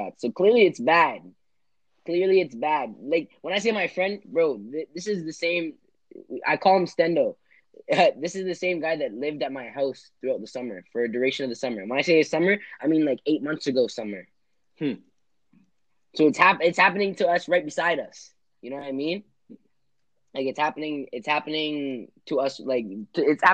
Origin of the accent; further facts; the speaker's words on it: Toronto, Ontario, Canada; Toronto's a big city where we're from, and we've experienced a lot of violence living and being inhabitants of Toronto